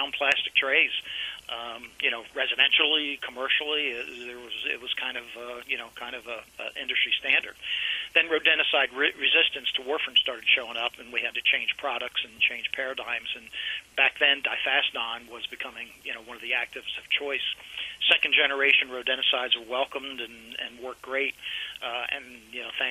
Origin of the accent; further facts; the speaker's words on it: Lewes, Delaware, United States; My hometown is actually Lewis, Delaware, which is a shore town down in the eastern shore of Delaware.